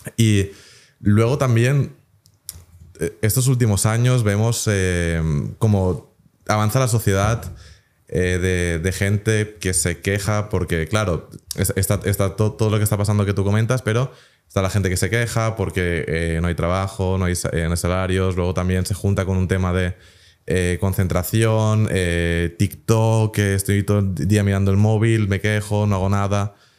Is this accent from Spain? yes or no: yes; Spain; moved away; yo aunque no viva en España, pues digo, oye, pues soy español